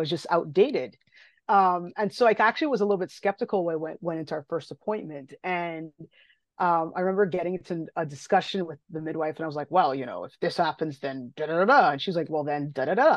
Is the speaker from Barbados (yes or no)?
yes; Barbados; moved away as an adult; now in Ontario, Canada; I grew up in Barbados, I grew up in the Caribbean. Um, I didn't leave, didn't leave until I was eighteen.